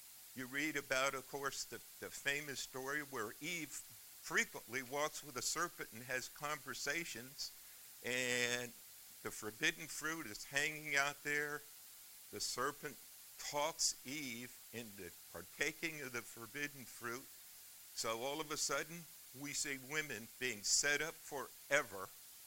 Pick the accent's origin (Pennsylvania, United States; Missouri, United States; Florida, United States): Florida, United States; Miami; moved away; also born or lived in New York; I grew up in the Methodist Church in Miami